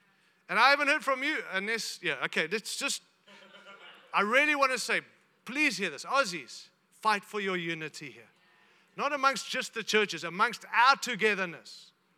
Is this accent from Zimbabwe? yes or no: yes; Zimbabwe; born there; I was born in Zimbabwe, so Rhodesia.